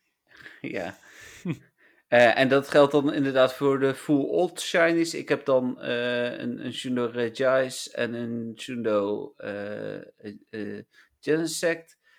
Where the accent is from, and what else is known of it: Netherlands